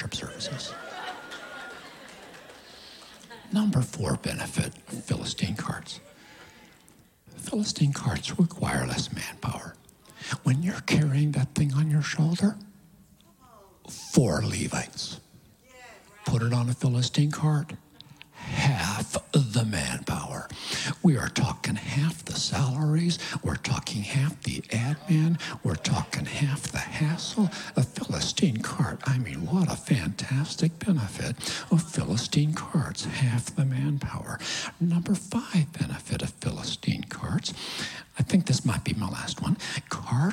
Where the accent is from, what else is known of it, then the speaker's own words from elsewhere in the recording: Kansas City, United States; I come from Kansas City